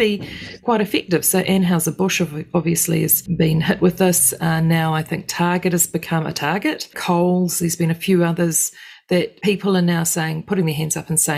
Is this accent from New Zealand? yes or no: yes; New Zealand; as a Kiwi